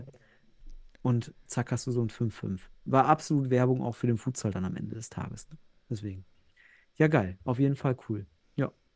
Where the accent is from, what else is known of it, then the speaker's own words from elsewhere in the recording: North Rhine-Westphalia, Germany; ich bin ja Westfale